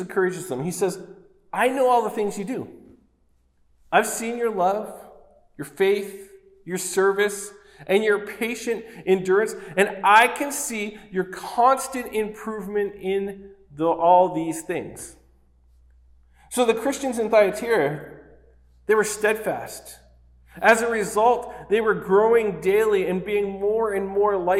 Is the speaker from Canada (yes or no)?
yes; Oshawa, Ontario, Canada; I grew up in Oshawa